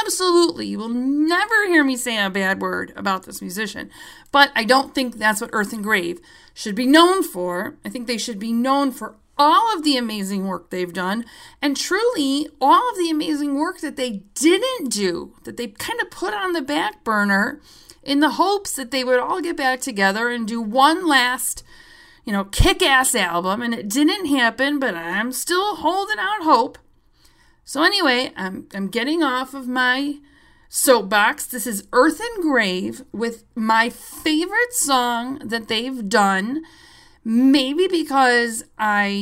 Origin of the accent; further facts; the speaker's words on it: Chicago, Illinois, United States; I'm a Chicagoan